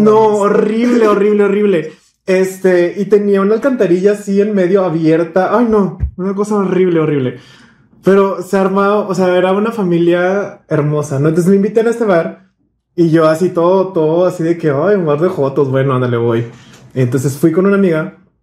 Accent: Monterrey, Nuevo León, Mexico; todos crecimos aquí en Monterrey

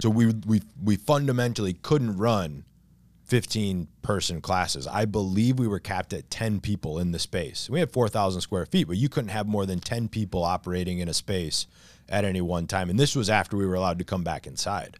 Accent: near Coldwater, Michigan, United States; moved away as an adult; now in Long Beach, New York, United States; It wasn't my hometown, but it was close enough. It was, like, five miles away. It was a town called Coldwater, Michigan

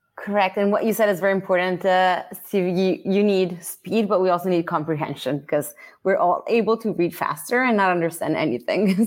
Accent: Italy; English is a second language; moved away as an adult; also born or lived in Philadelphia, United States (mother's birthplace); now in United States; I was born and raised in Italy

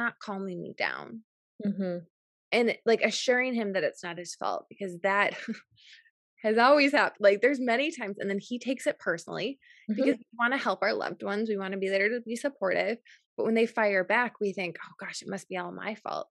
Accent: New Berlin, Wisconsin, United States; I grew up in in New Berlin, Wisconsin, which is really close to Waukesha.

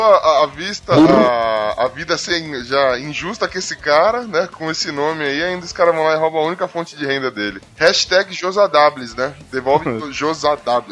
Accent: São Paulo, Brazil; eu sou de São Paulo, mais precisamente da Zona Leste

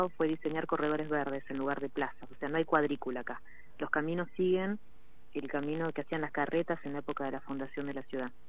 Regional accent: Mar del Plata, Buenos Aires Province, Argentina; No, soy de acá, de Mar Plata, conozco todo.

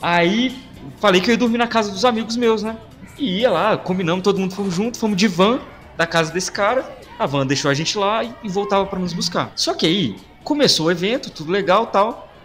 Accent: Belo Horizonte, Minas Gerais, Brazil; nós quatro aqui somos de BH

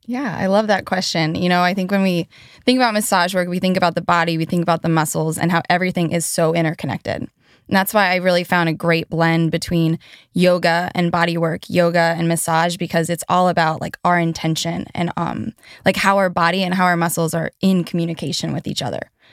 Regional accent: Asheville, North Carolina, United States; I grew up in Asheville, North Carolina

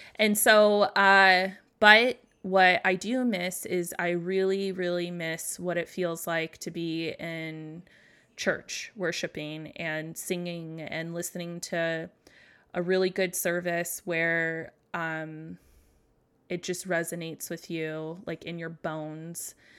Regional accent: United States; I grew up in America, so there's a lot of Christians around here

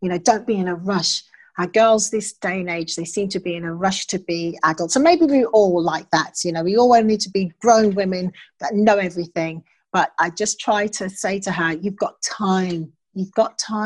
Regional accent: United Kingdom; I'm British. I was raised in this country

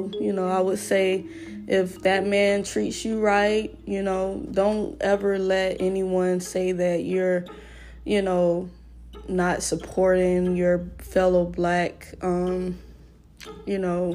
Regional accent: United States; I'm African American, so my roots are definitely Black or African.

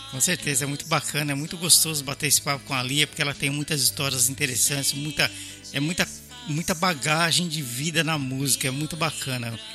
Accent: São Paulo, Brazil; eu sou paulistano

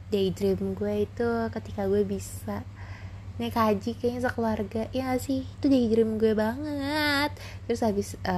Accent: Parung Panjang, West Java, Indonesia; also born or lived in Rangkasbitung; gue lahirnya di Rangkas gue juga pernah tinggal di Rangkas Bitung uh, di Banten gitu kan itu dari SD kelas kelas 2 sampai kelas 6 gue di Rangkas abis itu gue cowok lagi ke Parung

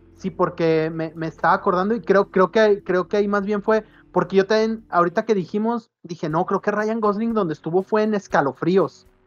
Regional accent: Guadalajara, Jalisco, Mexico; porque uno es de aquí. Eh, como tapatío

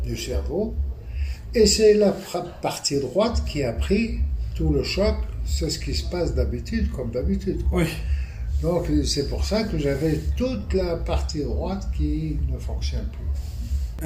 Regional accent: Tunisia; moved away as an adult; also born or lived in Paris, France; now in France; je suis tunisien d'origine. Euh, je suis arrivé en France pour terminer mes études.

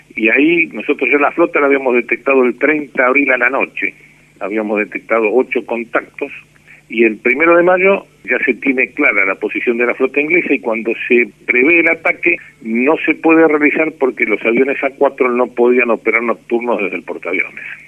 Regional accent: Buenos Aires, Argentina; Yo de la ciudad de Buenos Aires. Soy porteño y sigo viviendo en Buenos Aires.

